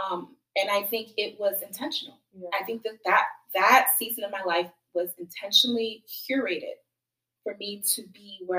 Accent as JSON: {"language": "English", "country": "Ghana", "said": "And I think as Ghanaian girls, we're so keen on being respectful"}